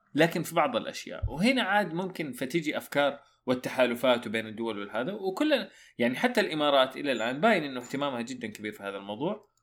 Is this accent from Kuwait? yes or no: no; Saudi Arabia; عندنا في السعودية